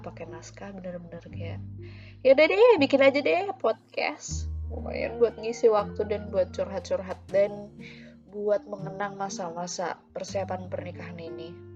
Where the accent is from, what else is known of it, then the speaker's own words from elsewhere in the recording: Yogyakarta, Special Region of Yogyakarta, Indonesia; now in Bandung, Indonesia; di kampungku di Jogja